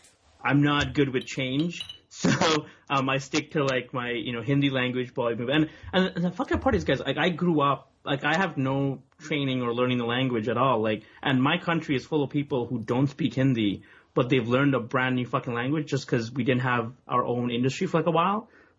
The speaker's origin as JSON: {"language": "English", "town": "Brampton", "region": "Ontario", "country": "Canada", "also_born_or_lived": "Toronto", "said": "I'm from Brampton as well. Which is like a little bit north from Toronto. So Brampton is like brown people central."}